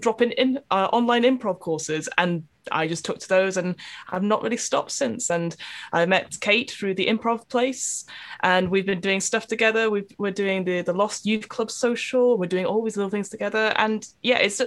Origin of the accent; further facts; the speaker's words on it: Manchester, North West England, United Kingdom; also born or lived in East London; now in London, United Kingdom; I am also from East London, originally from Manchester